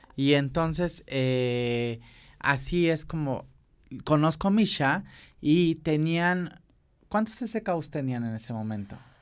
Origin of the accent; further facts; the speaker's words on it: Acapulco, Guerrero, Mexico; yo soy de Pacífico, yo soy de Acapulco